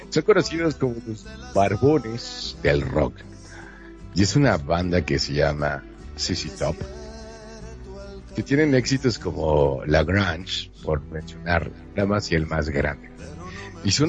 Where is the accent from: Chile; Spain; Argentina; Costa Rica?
Argentina; now in Mexico; Y bueno, yo te voy a decir, yo soy de Argentina.